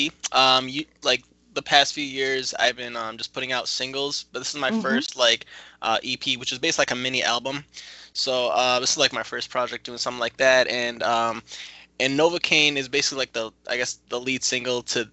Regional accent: Grand Blanc, Michigan, United States; also born or lived in Detroit; I'm actually from Grand Blanc

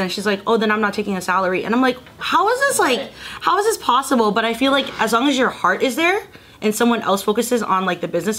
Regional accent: Middleburg, Florida, United States; moved away as an adult; now in Los Angeles, United States; I grew up in Florida

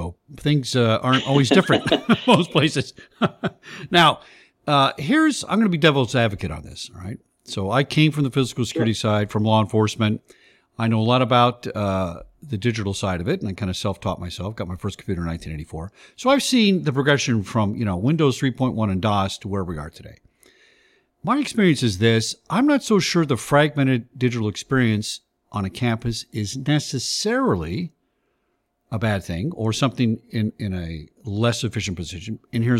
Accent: California, United States; You know, I came from California, and of course, California has one of the leading privacy laws out there

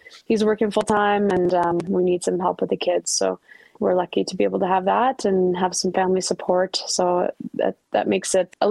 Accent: Ottawa, Ontario, Canada; Ottawa's my hometown.

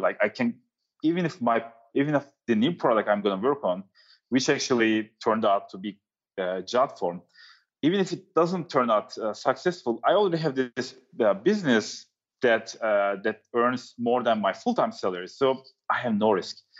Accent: Turkey; also born or lived in New York City; now in San Francisco, United States; I'm from Turkey

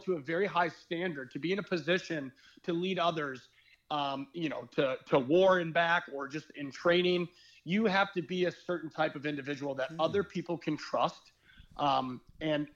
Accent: Midwest, United States; how I was raised and where I come from the Midwest

